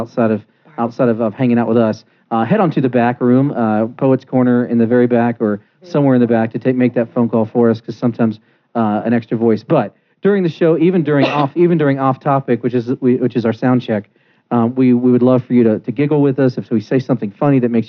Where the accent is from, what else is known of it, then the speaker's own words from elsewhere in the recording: East Coast, United States; now in Denver, United States; I'm from the Easty Coasty